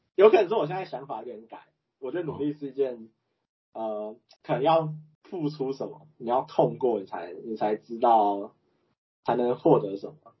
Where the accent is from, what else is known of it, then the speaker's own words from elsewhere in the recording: Chiayi, Taiwan; 因为我是嘉义人嘛